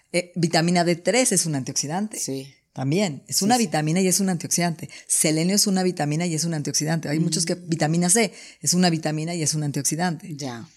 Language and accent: Spanish; Mexico; soy mexicana